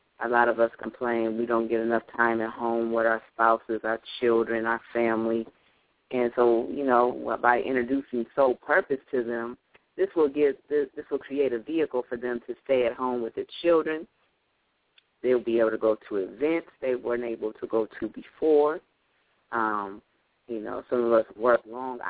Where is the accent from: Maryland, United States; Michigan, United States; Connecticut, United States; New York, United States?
Michigan, United States; Lansing; I'm from Lansing, Michigan. I stay in Michigan.